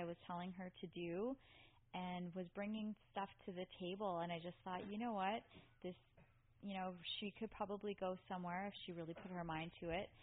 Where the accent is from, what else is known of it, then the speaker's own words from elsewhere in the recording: Vancouver, British Columbia, Canada; moved away as an adult; now in Florida, United States; I'm from Western Canada, Vancouver.